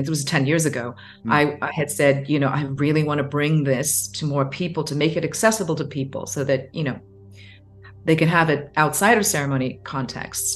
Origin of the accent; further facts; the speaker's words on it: Hong Kong; growing up in Hong Kong, Chinese family, certain expectations, a much more conservative culture